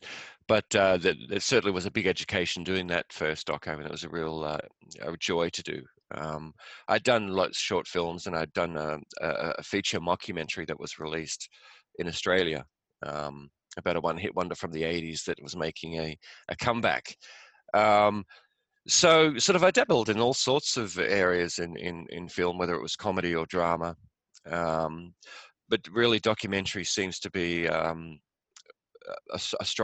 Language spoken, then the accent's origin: English; England, United Kingdom; moved away; also born or lived in west coast of Ireland; I grew up in England, went to school there